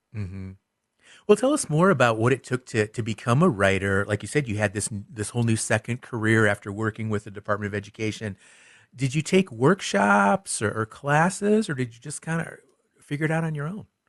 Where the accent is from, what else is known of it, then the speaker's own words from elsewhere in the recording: Michigan, United States; somebody that spent a lot of time growing up in Michigan